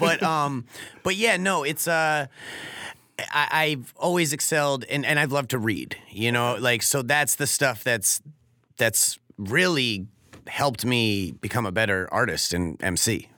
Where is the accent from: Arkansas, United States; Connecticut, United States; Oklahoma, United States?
Connecticut, United States; Norwalk; moved away as an adult; also born or lived in California; my hometown of Norwalk